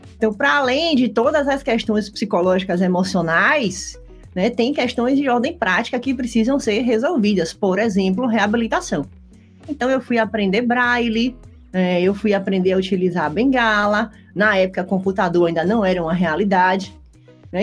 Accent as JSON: {"language": "Portuguese", "town": "Salvador", "region": "Bahia", "country": "Brazil", "tie": "born or raised there", "moved": "as an adult", "lives_now": "Rio Grande do Sul, Brazil", "said": "Estudava numa escola particular da cidade de Salvador, eu sou baiana, hoje moro no Rio Grande do Sul"}